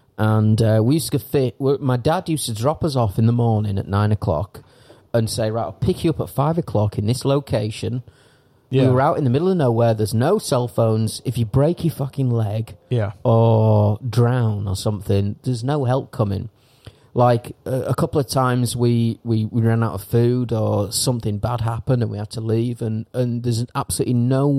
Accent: England, United Kingdom; now in Thailand; as an Englishman

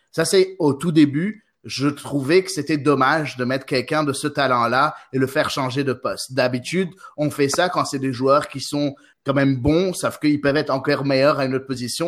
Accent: Quebec, Canada; accent: gros accent québécois; moved away; also born or lived in Lebanon; je suis installé au Québec depuis maintenant 18 euh, ans, mais je suis, je suis, je suis né au Liban en fait. Mais euh, ça fait quand même 18, bientôt 19 ans que je suis

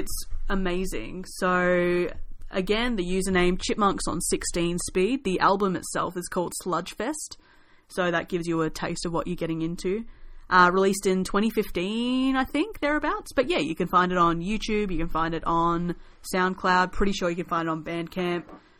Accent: Australia; I figure, given that we're Aussie, we should classify each Punk Goes cover as either Hell Yeah or Yeah Nah.

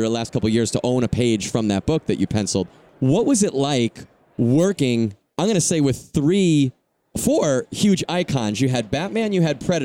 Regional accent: Long Island, New York, United States; now in Southern California, United States; I'm from Long Island originally, but I've been out here for quite some time now

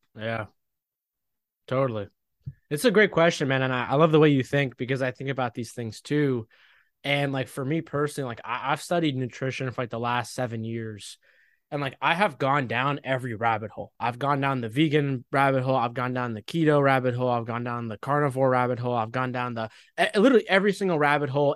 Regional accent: United States; also born or lived in Egypt (ancestry); I was born in America, but, like, I'm Egyptian. My parents are Egyptian

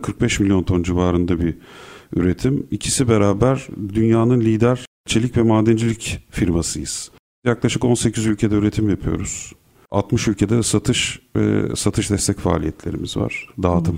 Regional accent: İzmir, Turkey; moved away as an adult; now in Istanbul, Turkey; Burada İstanbul'da doğdum, Kadıköy'de, Bostancı'da. Ondan sonra İzmir'e gittik. Karşıyaka'da büyüdüm.

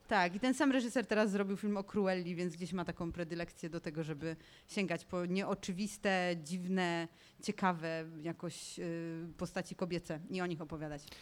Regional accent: Tarnowskie Góry, Silesian Voivodeship, Poland; jestem ze Śląska

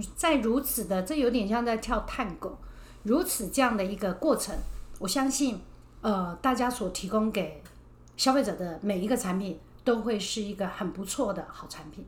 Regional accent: Chiayi, Taiwan; 因为我是南部人，我是嘉义人

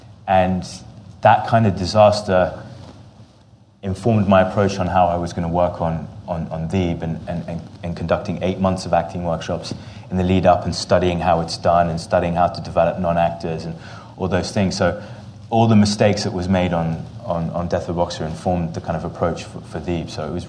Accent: England, United Kingdom; born there; also born or lived in Jordan; I'm half Jordanian, half English. I was born in England and moved back and forth my whole life. I've literally spent half my life in both countries.

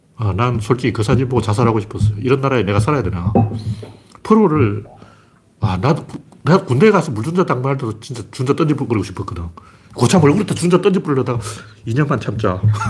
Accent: Gyeongsang, South Korea; 나는 경상도 사람이기 때문에

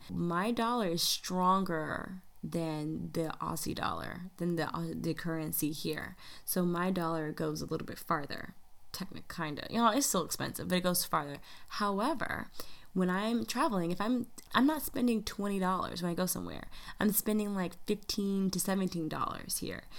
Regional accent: United States; a black American in the United States

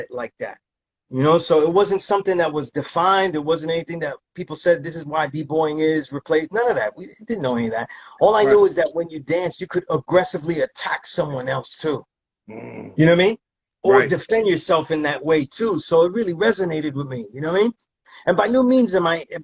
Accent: New York City, New York, United States; I was grew up in a neighborhood where everybody was Puerto Rican

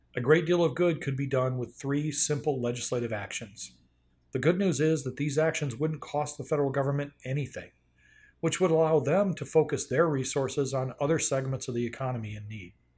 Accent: North Carolina, United States; my home state of North Carolina

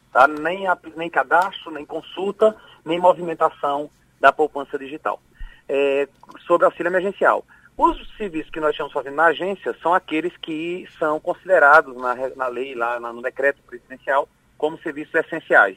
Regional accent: Pernambuco, Brazil; sou pernambucano.

